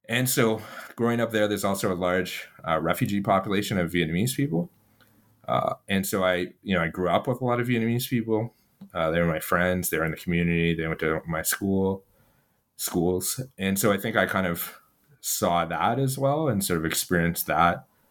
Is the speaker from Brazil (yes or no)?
no; Ottawa, Ontario, Canada; I actually was born and I grew up in Ottawa, Canada